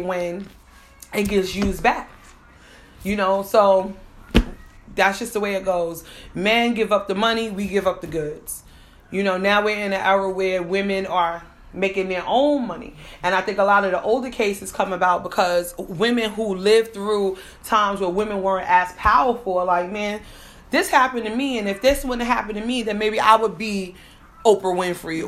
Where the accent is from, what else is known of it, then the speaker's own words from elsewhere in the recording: New York City, New York, United States; I'm from the Bronx